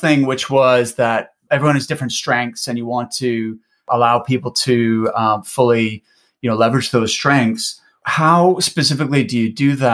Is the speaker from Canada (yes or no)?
yes; Canada; now in United Kingdom; despite my accent, I am based in the UK